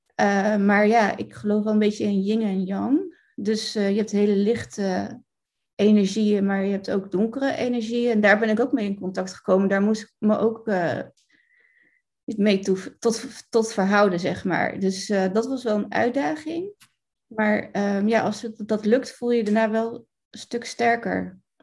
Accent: Rotterdam, South Holland, Netherlands; ik kom uit Rotterdam

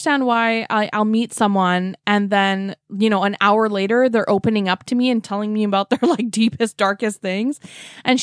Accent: Vancouver, British Columbia, Canada; now in Toronto, Canada; I grew up in Vancouver too

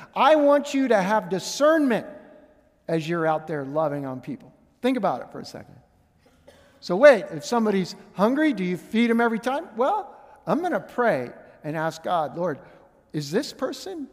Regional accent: Pittsburgh, Pennsylvania, United States; moved away; growing up in Pittsburgh, I'm Steelers fan

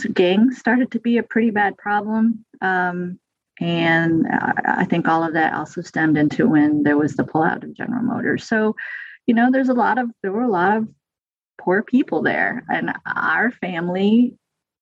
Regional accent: Flint, Michigan, United States; moved away as an adult; also born or lived in East Lansing, Michigan; now in Brazos Valley, Texas, United States; I'm 52, so I grew up born in the 70s, grew up there in the 70s.

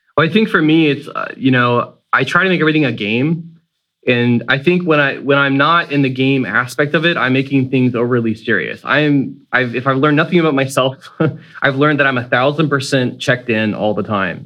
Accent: Sanford, Florida, United States; I'm from Sanford, Florida, which is a city that's just north of Orlando

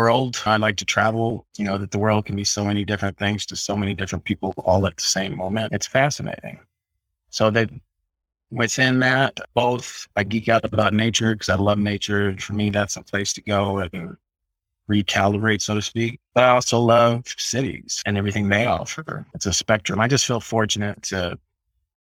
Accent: Southern California, United States; moved away as an adult; I grew up in Southern California

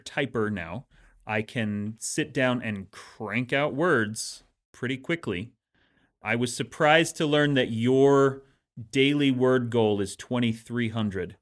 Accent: Utah, United States; growing up in Utah

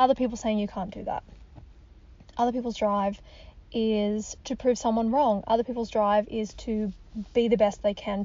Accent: Australia; moved away as an adult; now in United States; I'm an Australian, I'm living in the US

